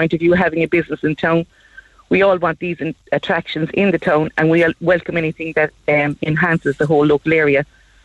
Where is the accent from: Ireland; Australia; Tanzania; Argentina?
Ireland; Bandon, Munster; now in Kinsale, Ireland; I'm a blow-in myself from Bandon